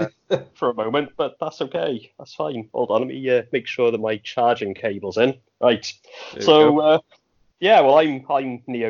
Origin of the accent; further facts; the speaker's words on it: Wales, United Kingdom; accent: Welsh; I live in a small town in Wales. That's why I've got a Welsh accent.